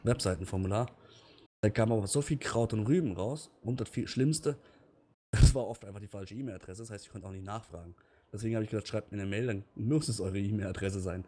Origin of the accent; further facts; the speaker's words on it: Lörrach, Baden-Württemberg, Germany; moved away; ich komme ja ursprünglich aus Lörrach oder bei Lörrach.